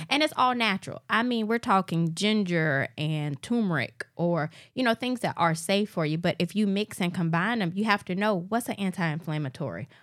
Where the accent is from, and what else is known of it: Alabama, United States; born or raised there